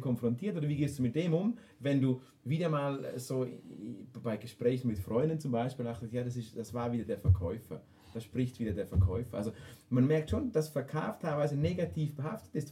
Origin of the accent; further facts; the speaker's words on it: Switzerland; wir Schweizer